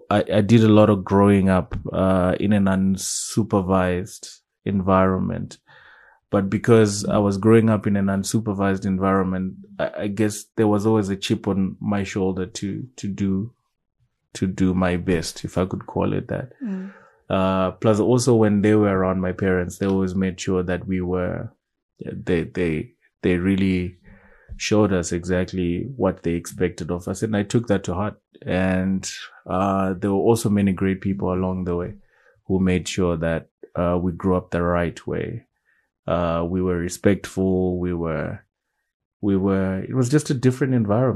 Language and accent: English; Waterfalls, Harare, Zimbabwe; I grew up in Waterfalls.